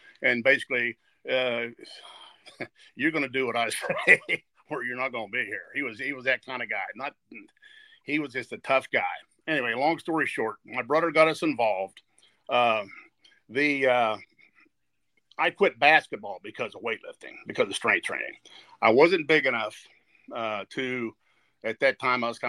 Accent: New Martinsville, West Virginia, United States; New Martinsville, West Virginia, is one of these places that on Friday night, everybody was at the football game

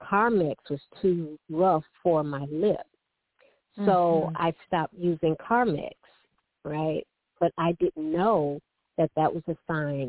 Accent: Detroit, Michigan, United States; I was born and raised in Detroit

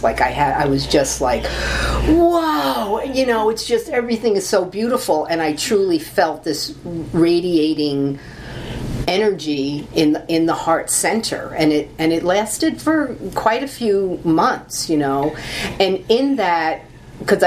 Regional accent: New York City, New York, United States; I was born in Brooklyn. I'm a Brooklyn Italian girl

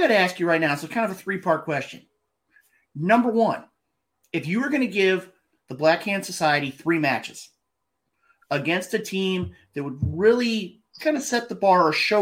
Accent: Midwest, United States; I'm coming from the Midwest

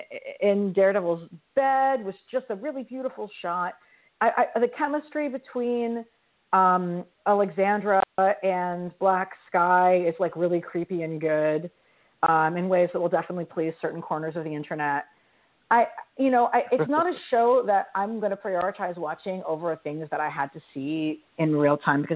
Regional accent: New York, United States; as a New Yorker

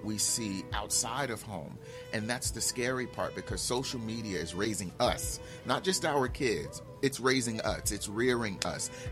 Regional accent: Newark, New Jersey, United States; I grew up in Newark, where most of the men at the time were men based on what they had

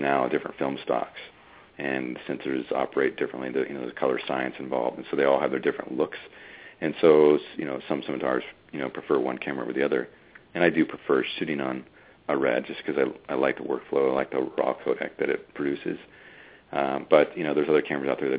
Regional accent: United States; being an American

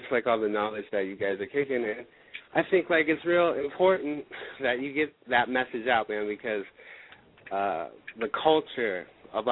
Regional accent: the Bay Area, California, United States; now in Oregon, United States; I'm from the Bay

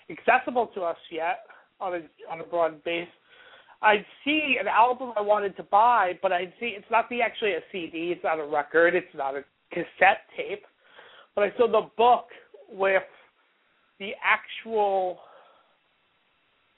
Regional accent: Port Chester, New York, United States; growing up in Portchester

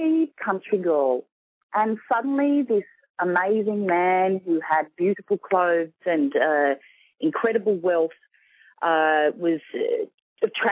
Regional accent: Sydney, New South Wales, Australia; accent: Australian; I'm from Sydney, Australia

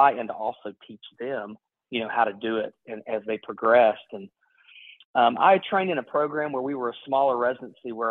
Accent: Ashland, Kentucky, United States; I grew up in Eastern Kentucky, in a small town called Ashland, Kentucky

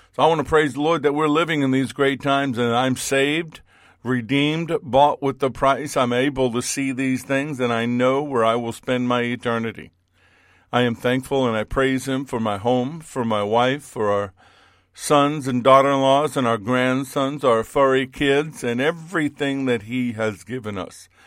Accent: Central Florida, United States; here in Central Florida, in my hometown

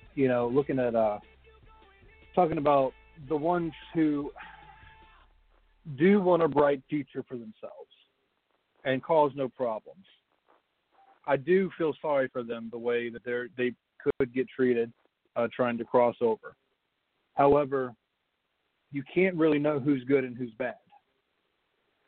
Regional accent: United States; born there; But I was born here in the United States

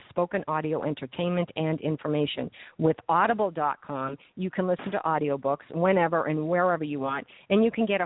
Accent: Massachusetts, United States; moved away as an adult; now in New Jersey, United States; I'm from New England

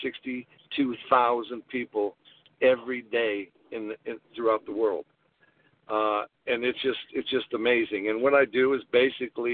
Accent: Newton Falls, Ohio, United States; now in Canfield, United States; my hometown, Newton Falls

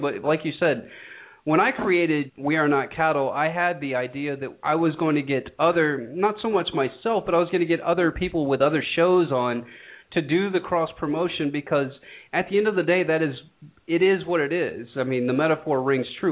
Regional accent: Georgia, United States; my hometown of a very rural part of Georgia

